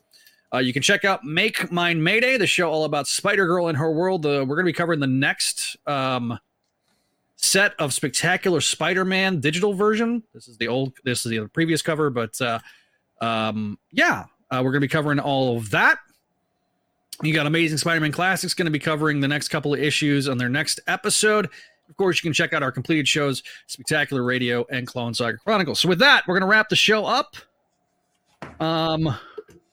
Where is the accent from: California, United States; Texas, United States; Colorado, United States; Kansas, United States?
Texas, United States; I'm from Texas